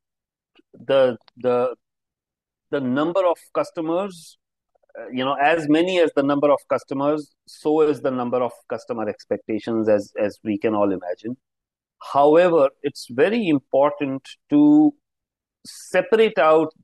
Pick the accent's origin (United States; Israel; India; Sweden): India; Himalayan mountains, northern India; now in Mumbai, India; I am actually from the Himalayan mountains, a cold place in the north of India